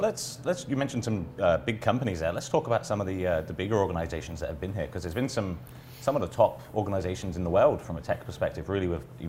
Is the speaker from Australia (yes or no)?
no; England, United Kingdom; moved away as an adult; now in Halifax, Canada; I come from away from England originally, as I mentioned, and one of the things that I've seen in Halifax, in Nova Scotia, in the 10 years that I've been here